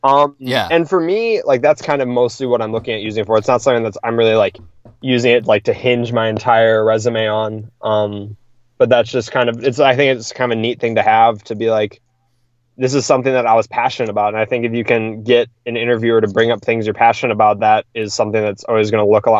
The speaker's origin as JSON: {"language": "English", "region": "Wisconsin", "country": "United States", "said": "I'm from Wisconsin"}